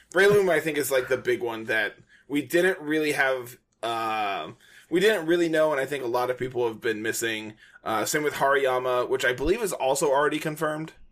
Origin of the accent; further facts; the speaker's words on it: United States; I am an English-speaking American